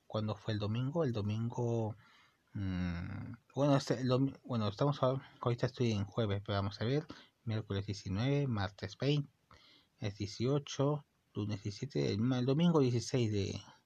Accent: Peru; yo soy de Perú y me gusta el, me gusta mi país

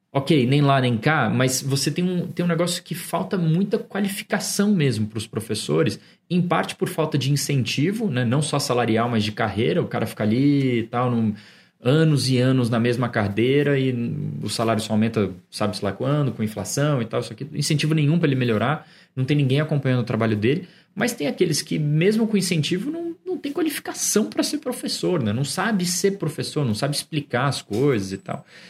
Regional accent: São Paulo, Brazil; falando como paulistano

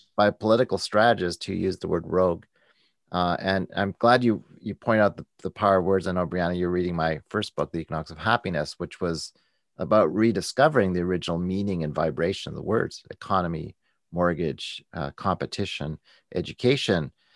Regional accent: Canada; I'm a Canadian

